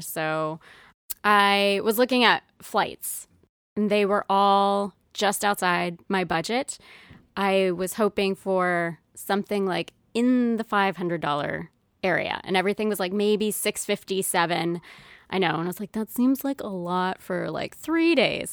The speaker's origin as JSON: {"language": "English", "town": "Roswell", "region": "New Mexico", "country": "United States", "tie": "born or raised there", "also_born_or_lived": "Las Cruces, New Mexico / New Hampshire", "moved": "as an adult", "lives_now": "Providence, United States", "said": "growing up in Roswell, like, there's no P F Chang's"}